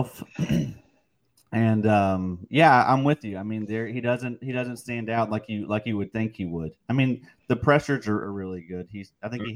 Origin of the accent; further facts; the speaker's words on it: Kentucky, United States; I am from Kentucky